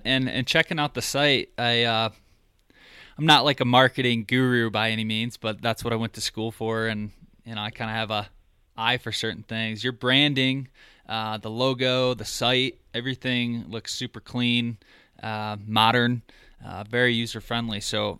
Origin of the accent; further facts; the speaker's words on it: Michigan, United States; moved away; I'm originally from Michigan, and I moved out a couple years ago